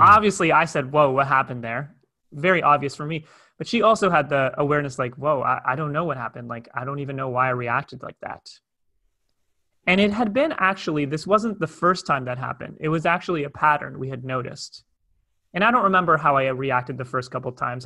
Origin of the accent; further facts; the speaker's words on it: Toronto, Ontario, Canada; moved away as an adult; now in Cape Town, South Africa; I'm originally from Toronto, Canada